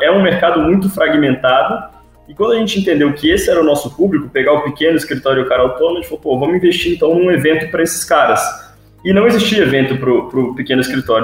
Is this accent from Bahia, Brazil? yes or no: no; Vitória, Espírito Santo, Brazil; moved away; also born or lived in Rio de Janeiro; eu sou de Vitória, Espírito Santo